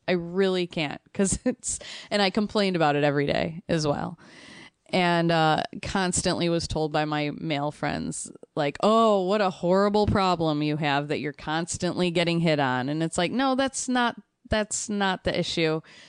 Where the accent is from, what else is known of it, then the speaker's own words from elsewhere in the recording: Chicago, Illinois, United States; that's the thing, growing up in Chicago, that's the word Polak, I didn't even know that was a slur for so many